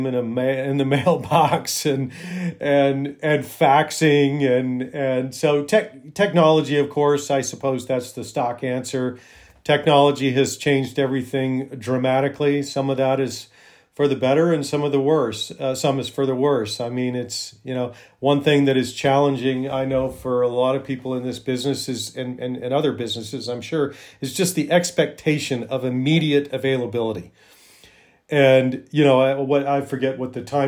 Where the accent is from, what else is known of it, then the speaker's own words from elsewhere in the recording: Alabama, United States; also born or lived in Cayman Islands / Montana; now in Missoula, United States; I grew up in Alabama